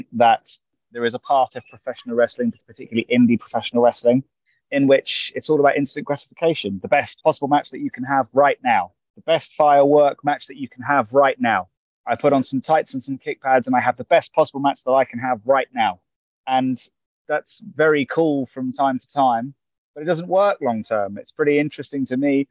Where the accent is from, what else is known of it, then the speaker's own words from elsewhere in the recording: Cambridge, East of England, United Kingdom; my hometown, Cambridge